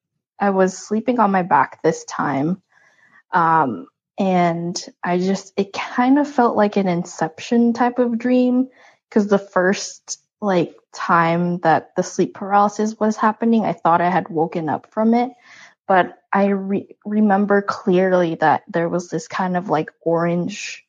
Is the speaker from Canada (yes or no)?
no; Philippines; moved away; I grew up in the Philippines